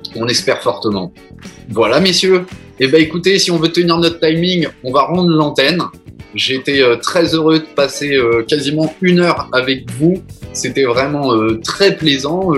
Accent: Strasbourg, Grand Est, France; on est très très fiers en tant que Strasbourgeois

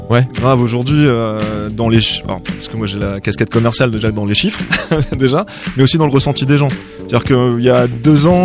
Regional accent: Marseille, Provence-Alpes-Côte d'Azur, France; Je suis de Marseille euh, de la région, j'ai mon truc humain quoi.

